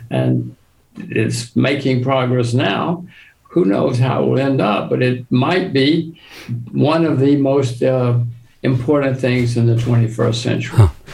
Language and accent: English; United States; I am an American